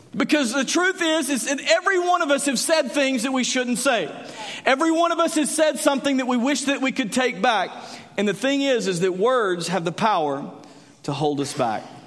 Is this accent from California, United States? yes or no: no; Graham, Texas, United States; I grew up in Graham, Texas